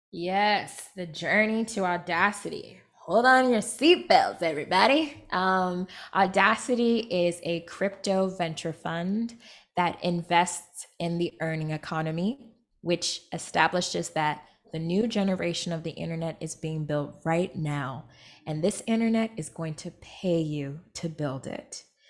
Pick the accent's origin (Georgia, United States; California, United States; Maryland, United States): California, United States; Rancho Cucamonga; I grew up in Rancho Cucamonga, California